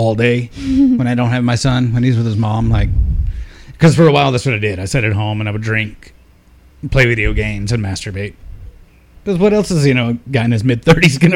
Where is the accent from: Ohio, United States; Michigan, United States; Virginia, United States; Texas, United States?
Texas, United States; Lubbock; moved away as an adult; also born or lived in Dallas, Texas / Killeen, Texas; now in Hawaii, United States; I grew up in West Texas near Lubbock